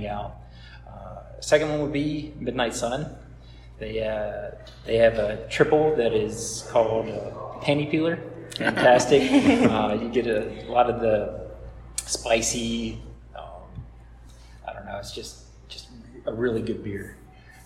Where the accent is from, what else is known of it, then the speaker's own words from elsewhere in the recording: Tennessee, United States; moved away; my hometown, which is in Tennessee